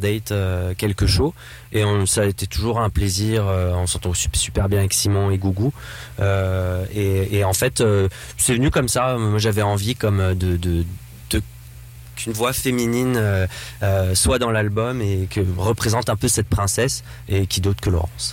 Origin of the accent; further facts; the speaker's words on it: north-east France, France; je viens du nord-est de la France